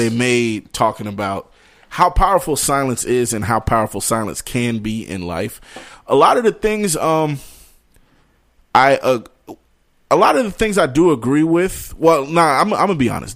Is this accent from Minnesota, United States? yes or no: no; New York, United States; growing up in New York